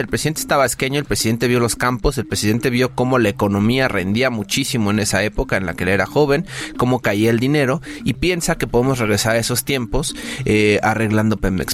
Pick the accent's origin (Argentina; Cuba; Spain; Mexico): Mexico